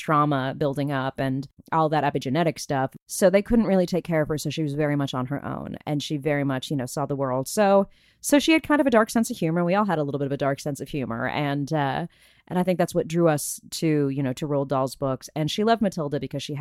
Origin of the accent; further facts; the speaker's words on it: Burbank, California, United States; my hometown of Burbank, California, about 20 minutes away